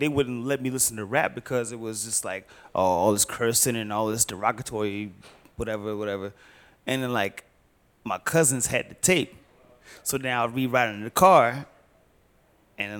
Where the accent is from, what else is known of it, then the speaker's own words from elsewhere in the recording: Petersburg, Virginia, United States; also born or lived in Chesterfield, Virginia / West End, Richmond, Virginia; I was born and raised in Petersburg. I grew up okay. in Chesterfield